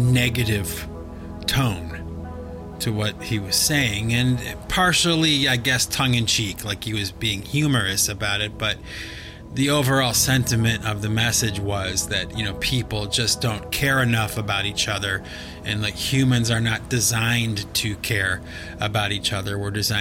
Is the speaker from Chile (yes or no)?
no; Cleveland, Ohio, United States; I grew up in Cleveland, Ohio